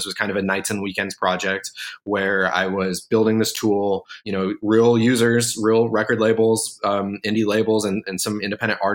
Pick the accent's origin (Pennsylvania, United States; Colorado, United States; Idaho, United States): Colorado, United States; moved away as an adult; where I grew up in Colorado